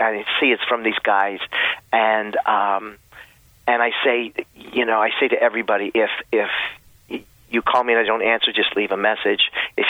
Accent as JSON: {"language": "English", "town": "Allentown", "region": "Pennsylvania", "country": "United States", "tie": "born or raised there", "moved": "yes"}